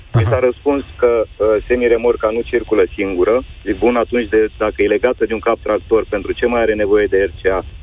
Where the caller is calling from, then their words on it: Călărași, Călărași County, Romania; Uh, …, sunt din Călăraș și am o firmă în transport, camioane, tiruri.